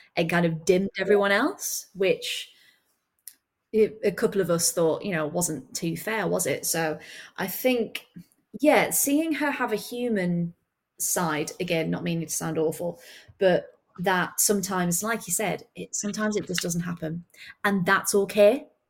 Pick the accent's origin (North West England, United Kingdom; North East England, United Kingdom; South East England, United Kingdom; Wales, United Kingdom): North East England, United Kingdom; near Sunderland; I grew up near Sunderland